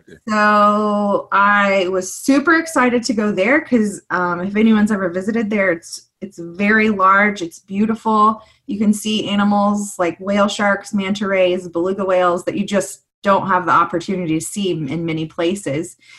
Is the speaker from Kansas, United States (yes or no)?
yes; Kansas, United States; moved away; also born or lived in Mississippi; I am from Kansas and there aren't a lot of oceans around